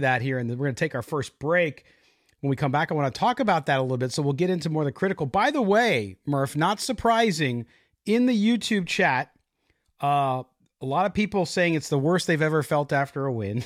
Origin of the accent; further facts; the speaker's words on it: San Diego, California, United States; I grew up in San Diego as a Padres fan